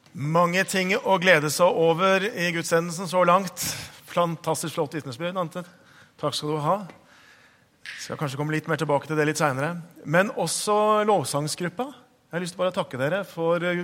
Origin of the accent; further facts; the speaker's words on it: Hokksund, Buskerud, Norway; moved away; jeg vokste opp på, på Østlandet. Jeg vokste opp i Hokksund.